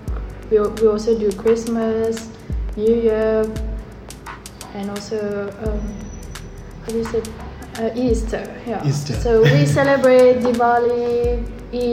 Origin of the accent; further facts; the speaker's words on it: Mauritius; English is a second language; moved away as an adult; now in Cape Town, South Africa; Growing up in Mauritius is very mixed culture